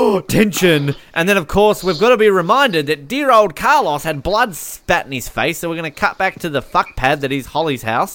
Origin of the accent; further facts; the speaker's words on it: Australia; I'm Australian.